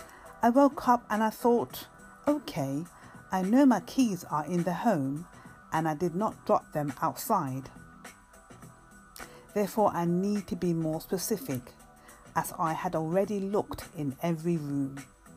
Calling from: London, United Kingdom; from London, UK, calling at Anchor Radio on station DAM Books.

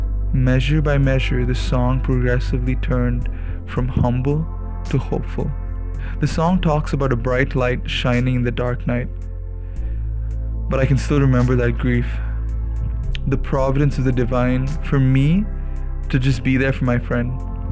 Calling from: Bangalore, Karnataka, India; I'm tuning in from Bangalore, India.

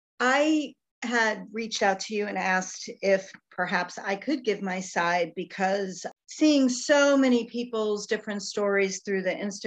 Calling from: Tampa, Florida, United States; I am calling in from the Tampa Bay area in Florida in the United States.

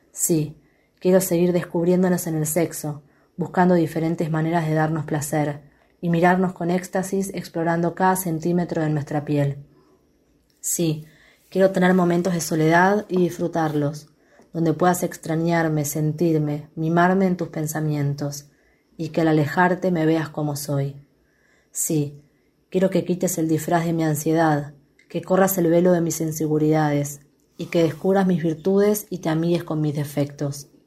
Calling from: Quilmes, Buenos Aires Province, Argentina

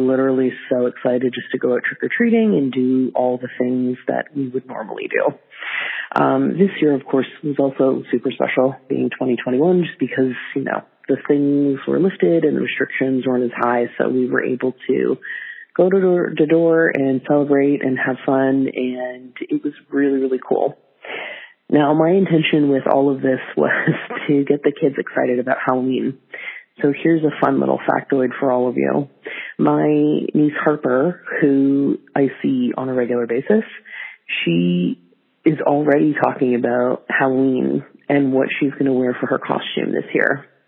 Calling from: Canada; I'm calling from the Great White North

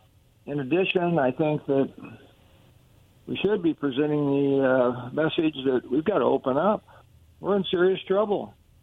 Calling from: Kennewick, Washington, United States; chiming in from Kennewick.

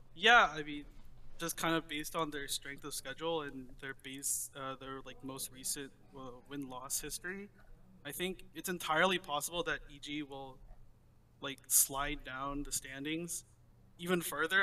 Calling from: Davis, California, United States; I'm calling from Davis, California.

